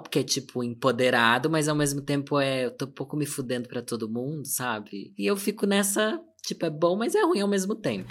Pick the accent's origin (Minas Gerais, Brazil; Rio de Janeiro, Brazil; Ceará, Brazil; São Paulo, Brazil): São Paulo, Brazil; Sorocaba; Sou do interior de São Paulo, da cidade de Sorocaba